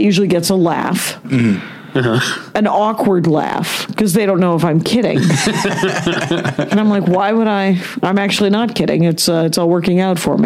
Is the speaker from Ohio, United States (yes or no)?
no; Wisconsin, United States; moved away; I'm from Wisconsin.